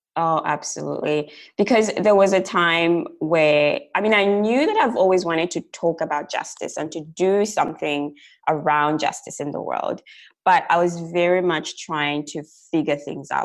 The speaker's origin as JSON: {"language": "English", "country": "Zambia", "moved": "as an adult", "lives_now": "Australia", "said": "so I'm originally from Zambia, which is like a small country in southern Africa. I moved to Australia in 2009"}